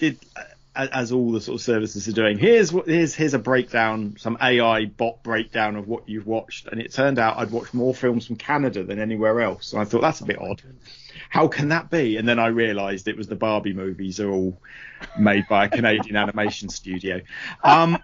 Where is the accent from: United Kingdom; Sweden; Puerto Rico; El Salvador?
United Kingdom; we were shown as British people during the 70s and 80s